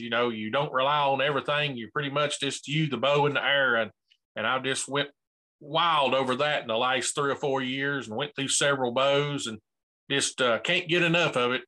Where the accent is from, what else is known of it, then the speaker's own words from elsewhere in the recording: Bristol, Tennessee, United States; I'm from Bristol, Tennessee